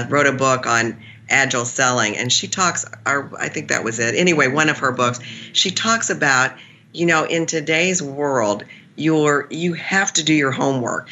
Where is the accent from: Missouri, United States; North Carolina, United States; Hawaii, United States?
Missouri, United States; I'm from Missouri